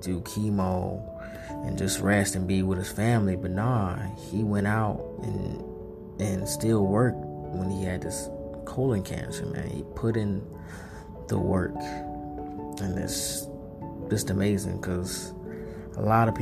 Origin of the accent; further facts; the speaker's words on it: North Carolina, United States; I'm from North Carolina